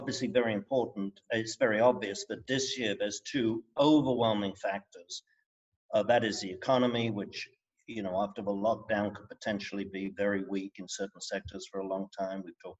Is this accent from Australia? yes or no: no; England, United Kingdom; moved away; I'm English.